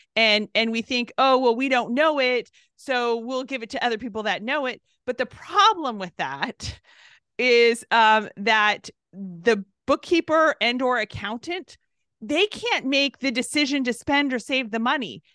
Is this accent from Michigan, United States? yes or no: no; Southern California, United States; I'm from California, Southern California, so, uh, it's where I was born and raised